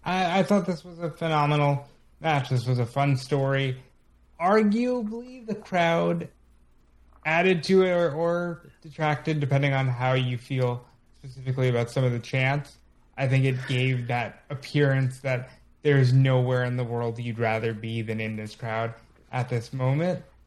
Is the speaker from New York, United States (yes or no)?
yes; New York, United States; as a New Yorker myself